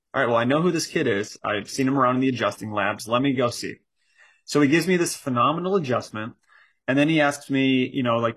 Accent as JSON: {"language": "English", "town": "Chicago", "region": "Illinois", "country": "United States", "tie": "born or raised there", "said": "So I grew up in Chicago, and in Chicago, all my family still is, majority of my family."}